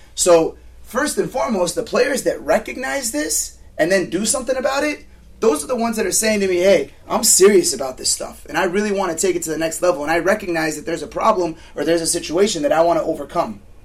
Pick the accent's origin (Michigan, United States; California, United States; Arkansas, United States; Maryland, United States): California, United States; Southern; I grew up playing in Cal South